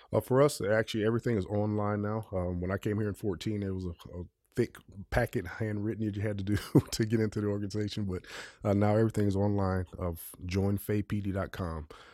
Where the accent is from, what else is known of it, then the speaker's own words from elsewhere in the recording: Kentucky, United States; I grew up in Kentucky where we left the doors open, screen doors.